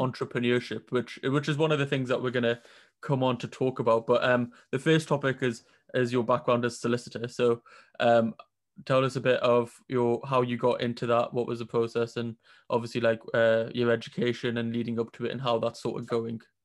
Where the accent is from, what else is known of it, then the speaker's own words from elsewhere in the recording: Newcastle upon Tyne, North East England, United Kingdom; I'm from Newcastle, and there wasn't that variety up here